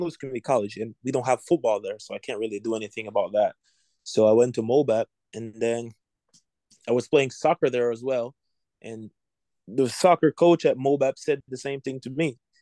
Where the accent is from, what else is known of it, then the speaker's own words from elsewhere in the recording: Jamaica; moved away as an adult; now in United States; I was born in Jamaica. I grew up in Jamaica. I I came here in 2018